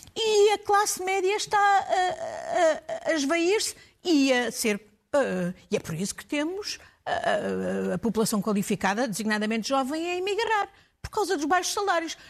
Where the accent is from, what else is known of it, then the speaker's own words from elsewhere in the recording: Portugal; eu como portuguesa